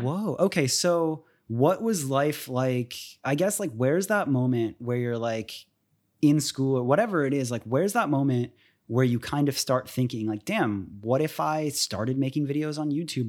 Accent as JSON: {"language": "English", "town": "Tampa", "region": "Florida", "country": "United States", "tie": "born or raised there", "also_born_or_lived": "Miami", "said": "I ended up moving to Tampa when I was, like, two"}